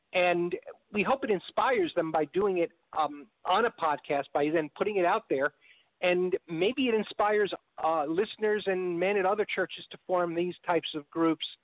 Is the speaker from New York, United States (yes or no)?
yes; New York, United States; moved away as an adult; also born or lived in Chicago; now in Texas, United States; I'm from New York and lived in Chicago for several years